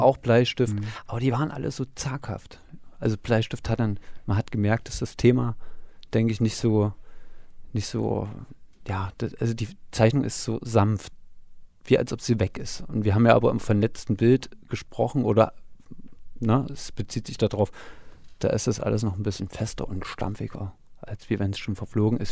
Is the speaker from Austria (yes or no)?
no; Gera, Thuringia, Germany; bei uns in Gera